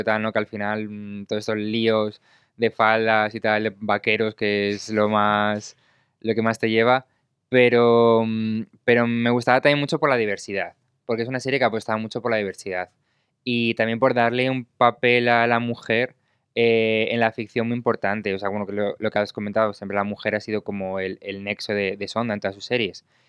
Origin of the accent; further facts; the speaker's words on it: Spain; yo soy de España